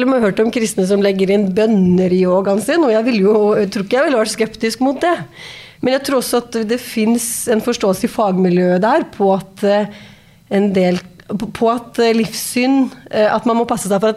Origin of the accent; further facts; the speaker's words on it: Skien, Telemark, Norway; jeg er fra Skien